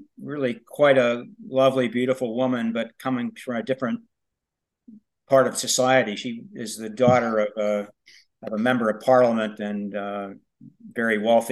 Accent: Pennsylvania, United States; now in Louisville, United States; I wrote some of it in Pennsylvania, in my hometown, where the book actually takes place.

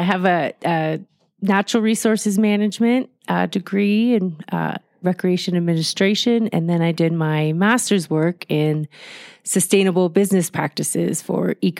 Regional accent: Southern California, United States; moved away as an adult; also born or lived in Chico, California; now in Mammoth Lakes, United States; growing up in Southern California

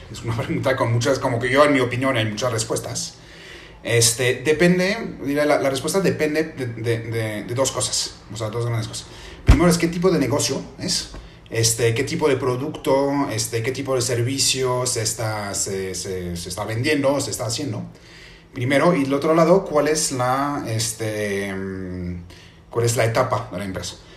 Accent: France; Spanish is a second language; yo, este, entonces, como dije, soy, soy francés. Este, yo estudié economía en, en, en Francia

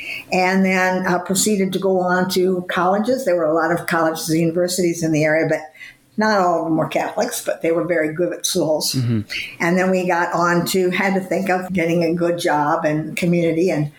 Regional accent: Illinois, United States; I was born and raised in the Midwest, state of Illinois. My family had a big interest in the farming community.

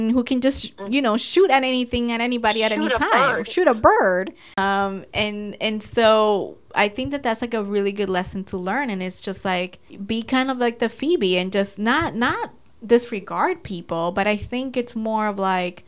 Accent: Dominican Republic; moved away; when I graduated college, I went to my hometown in DR

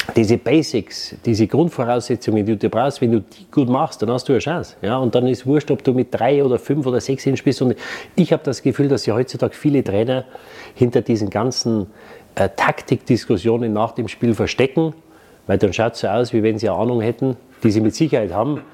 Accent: Munich, Bavaria, Germany; also born or lived in Waldsassen; ich bin mit vier Wochen nach München gekommen

